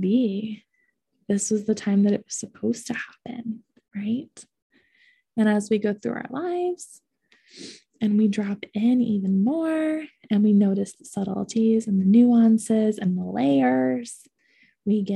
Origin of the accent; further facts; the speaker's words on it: Ohio, United States; now in Boulder, United States; I grew up in Ohio